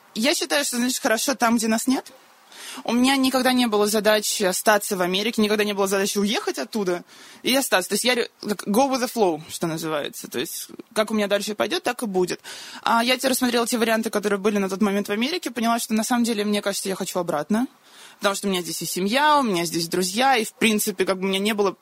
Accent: Moscow, Russia; moved away as an adult; also born or lived in North Carolina, United States; изначально я из Москвы

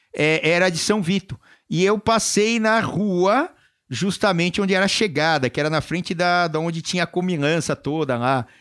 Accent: São Paulo, Brazil; eu sou aqui de São Paulo também

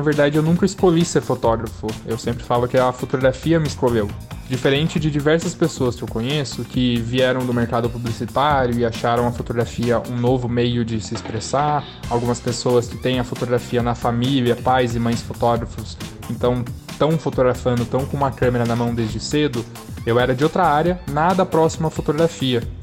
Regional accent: Piracicaba, São Paulo, Brazil; Eu sou de Piracicaba

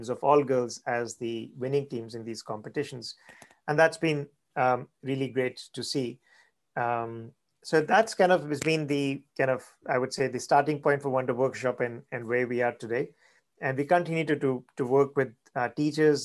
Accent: India; moved away as an adult; now in United States; I grew up in India

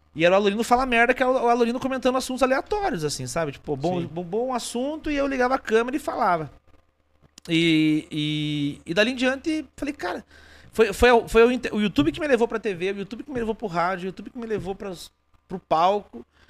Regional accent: interior of Paraná, Brazil; also born or lived in Rio Grande do Sul; Eu sou do interior do interior do Paraná

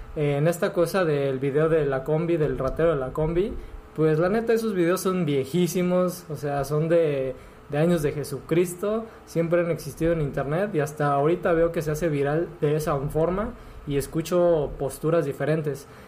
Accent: Acapulco, Guerrero, Mexico; somos de Acapulco, nos criamos acá.

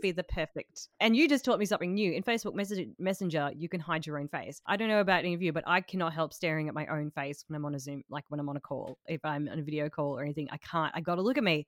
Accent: Tasmania, Australia; I am from Tasmania

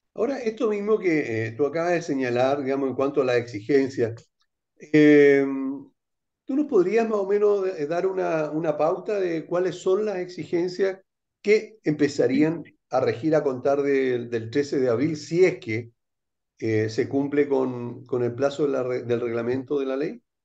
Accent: Chile; somos chilenos

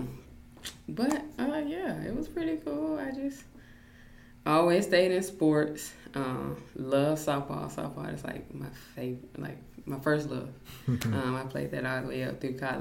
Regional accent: Thomson, Georgia, United States; also born or lived in Leavenworth, Kansas / Alaska / Fort Benning, Georgia; we came to Thompson, which I call my hometown because that's where I was raised

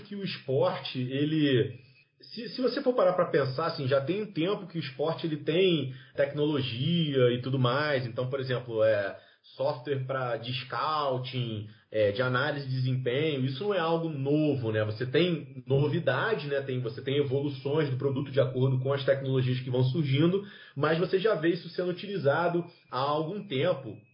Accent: Rio de Janeiro, Brazil; eu sou lá do Rio de Janeiro

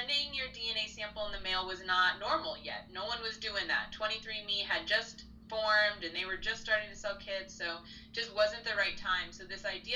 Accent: New Jersey, United States; now in Houston, United States; I am a Jersey girl, born and raised in New Jersey

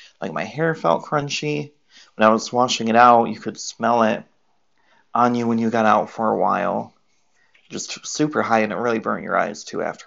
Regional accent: Michigan, United States; I'm from Michigan, but I live in Michigan

